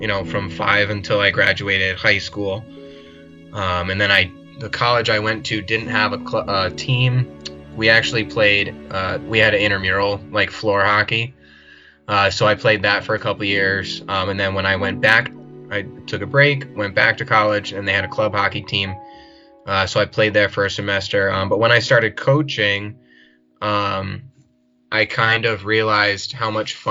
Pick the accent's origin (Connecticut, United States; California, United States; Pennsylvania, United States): Connecticut, United States; I'm from Connecticut. I'm kind of near Mohegan Sun and Foxwoods Casinos